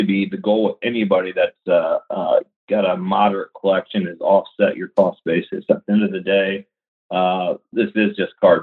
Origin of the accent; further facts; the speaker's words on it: Indiana, United States; I'm from the Hoosier State